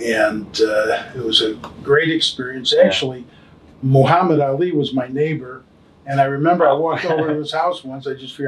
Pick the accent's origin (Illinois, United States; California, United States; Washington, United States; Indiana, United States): Illinois, United States; Chicago; I grew up on the southeast side of Chicago.